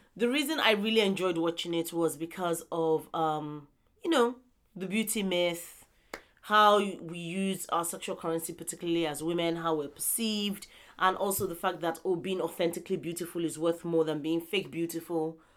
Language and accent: English; southern Nigeria, Nigeria; this is me talking from a southern perspective as a Nigerian